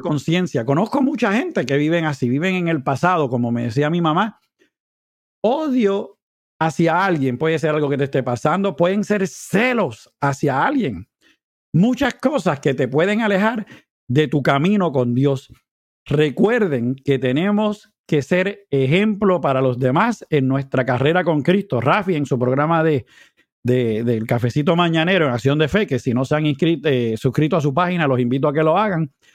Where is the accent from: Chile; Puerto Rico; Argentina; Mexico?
Puerto Rico; moved away; mi país mientras estoy por acá